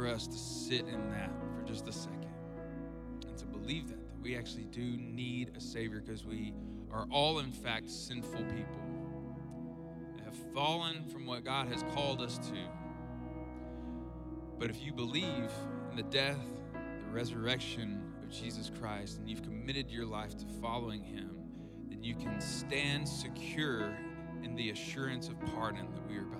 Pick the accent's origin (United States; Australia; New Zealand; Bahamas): United States; South Arkansas; I grew up in South Arkansas